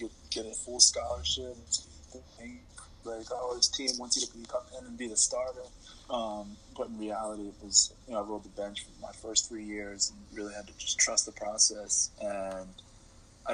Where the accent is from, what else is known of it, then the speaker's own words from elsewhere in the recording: Winslow Township, New Jersey, United States; I'm from a small town in South Jersey, right outside of Philadelphia, called Winslow Township, New Jersey